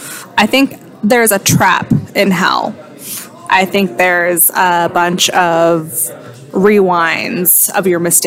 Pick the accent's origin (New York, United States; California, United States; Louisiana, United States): California, United States; Oakland; also born or lived in Novato, California; I'm from Oakland, California, / Novato, California.